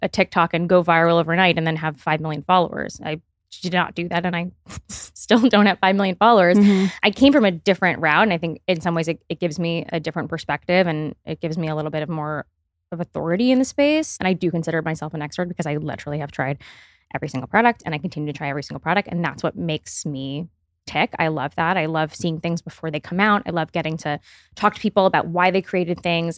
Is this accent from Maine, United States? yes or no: no; Miami, Florida, United States; I grew up in Miami